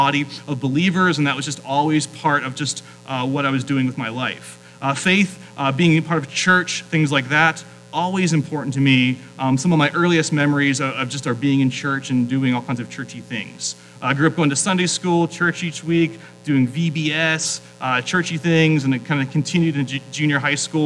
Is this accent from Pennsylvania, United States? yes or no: yes; South Central Pennsylvania, United States; moved away as an adult; also born or lived in New England; now in Phoenix, United States; I grew up in South Central Pennsylvania.